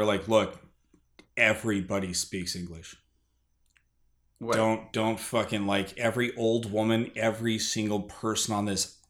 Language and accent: English; United States; also born or lived in Germany; As soon as I open my mouth, everybody in the bar knows I'm American.